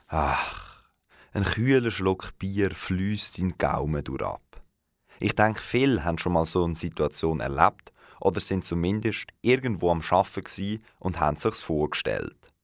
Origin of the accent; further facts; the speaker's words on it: Aarau, Aargau, Switzerland; bei uns in Aarau